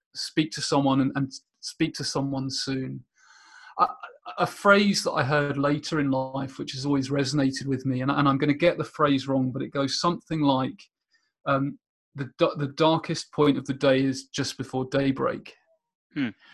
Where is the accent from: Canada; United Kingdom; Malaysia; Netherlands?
United Kingdom; Portsmouth, South East England; also born or lived in Rochester, Minnesota, United States; I spent most of my time uh, growing up in the UK in a suburb just outside Portsmouth.